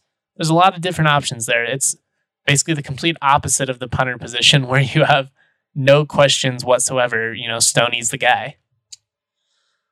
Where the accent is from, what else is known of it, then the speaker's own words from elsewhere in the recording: Lakewood, Colorado, United States; also born or lived in Fort Collins, Colorado; Denver's where I'm from. I'm from Lakewood. I'm back living, you know, in my hometown